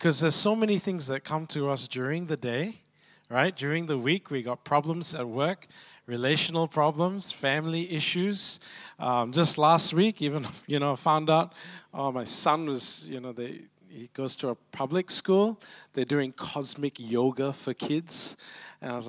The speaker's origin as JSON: {"language": "English", "region": "Malacca", "country": "Malaysia", "moved": "yes", "lives_now": "Brisbane, Australia", "said": "I'm originally from Malacca."}